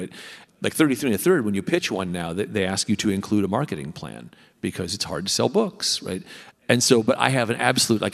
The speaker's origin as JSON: {"language": "English", "region": "Southern California", "country": "United States", "tie": "born or raised there", "said": "I grew up in Southern California"}